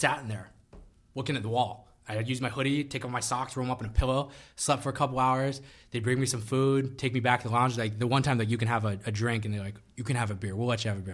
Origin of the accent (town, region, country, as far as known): United States